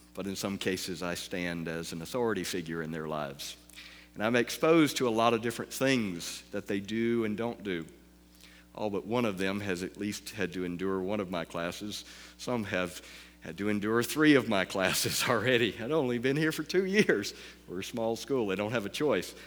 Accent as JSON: {"language": "English", "region": "the South", "country": "United States", "said": "I'm from the South"}